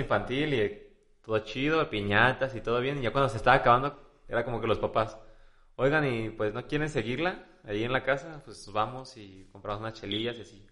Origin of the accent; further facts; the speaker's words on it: Guadalajara, Jalisco, Mexico; Los jalisquillos, los tapatíos somos